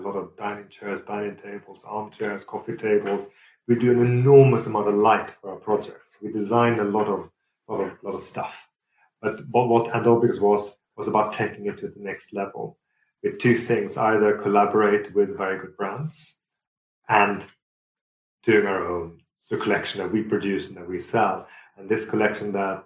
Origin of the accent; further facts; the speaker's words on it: Sweden; also born or lived in Fulham, London; now in London, United Kingdom; growing up in Sweden. So it's almost my homage to my origins.